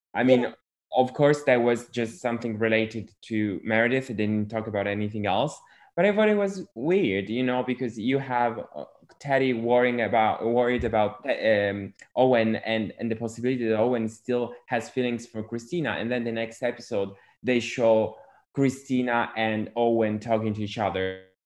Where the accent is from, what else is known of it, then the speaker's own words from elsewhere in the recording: Italy; I'm from Europe, I'm from Italy